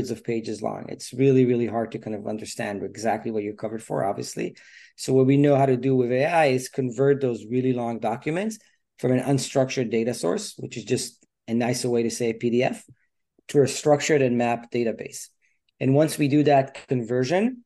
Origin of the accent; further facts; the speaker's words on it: Israel; moved away as an adult; now in United States; I'm from Israel originally, grew up there, like the youngest of four brothers